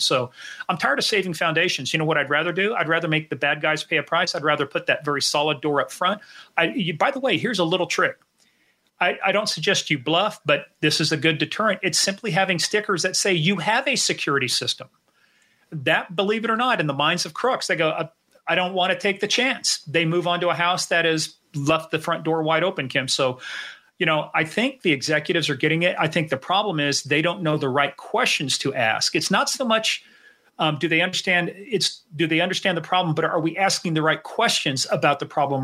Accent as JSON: {"language": "English", "region": "Kansas", "country": "United States", "moved": "yes", "lives_now": "Virginia, United States", "said": "I'm originally from Kansas"}